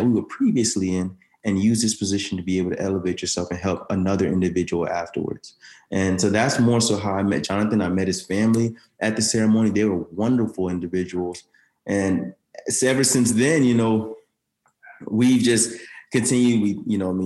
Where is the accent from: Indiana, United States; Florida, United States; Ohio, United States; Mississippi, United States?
Florida, United States; Orlando; also born or lived in Daytona Beach, Florida; I'm from Orlando, Florida